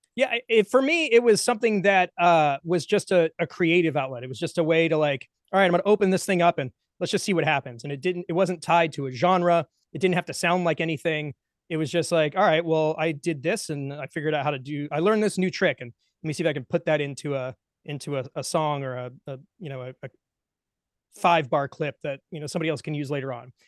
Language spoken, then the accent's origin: English; Atlanta, Georgia, United States; I'm from the Atlanta area